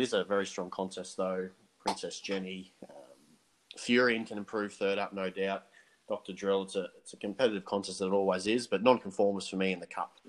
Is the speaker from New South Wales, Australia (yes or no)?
no; Queensland, Australia; Queensland, my home state.